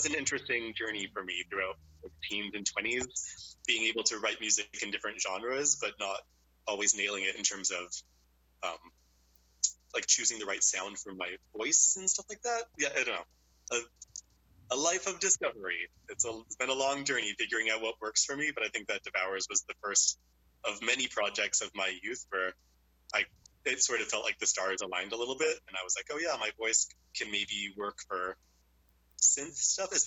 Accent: Nanaimo, British Columbia, Canada; I grew up in Nanaimo

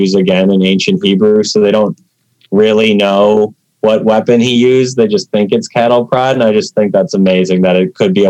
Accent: Minnesota, United States; I'm from Minnesota

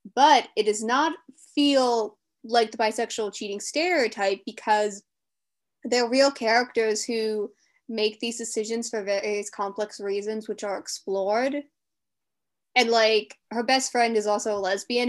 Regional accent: Delaware, United States; I'm from Delaware

